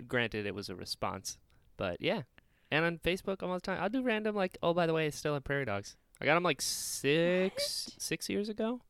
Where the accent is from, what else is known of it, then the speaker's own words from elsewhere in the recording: Outer Banks, North Carolina, United States; Because in North Carolina, I'm from the Outer Banks